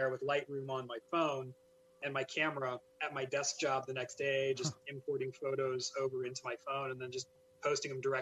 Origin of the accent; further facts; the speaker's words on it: the South, United States; moved away; I grew up in the South